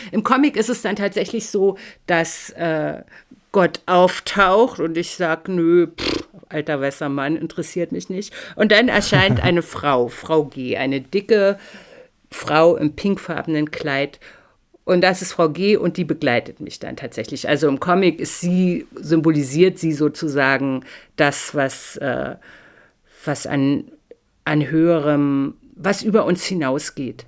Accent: GDR, East Germany, Germany; now in Northern Germany; ich bin in der DDR und völlig atheistisch aufgewachsen

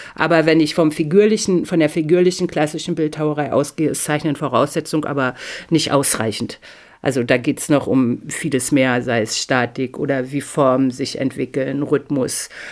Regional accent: GDR, East Germany, Germany; now in Northern Germany; ich bin in der DDR und völlig atheistisch aufgewachsen

